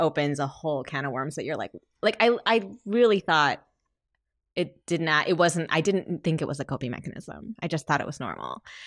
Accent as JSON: {"language": "English", "region": "Michigan", "country": "United States", "said": "I'm from Michigan"}